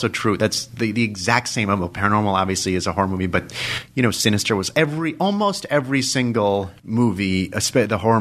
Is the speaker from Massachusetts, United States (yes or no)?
no; Dobbs Ferry, New York, United States; also born or lived in Los Angeles, California / Manhattan, New York / Watertown, Connecticut / France; we moved to New York when I was 4 or 5 years old. I lived with my mother during the weekend, Dobbs Ferry in Westchester, and my dad lived on 74th Street, on East 74th Street in Manhattan